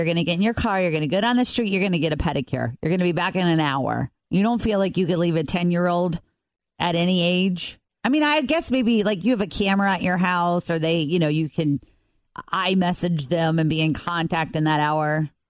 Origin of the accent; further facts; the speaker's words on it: Covington, United States; I grew up in Covington, and I remember there were times that my mom would like run down the street